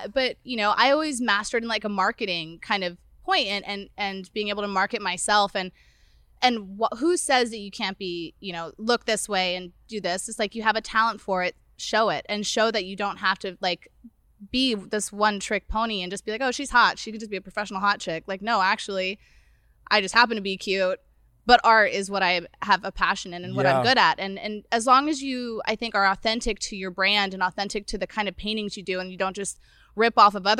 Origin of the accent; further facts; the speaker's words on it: San Diego, California, United States; born there; I was born in San Diego, so.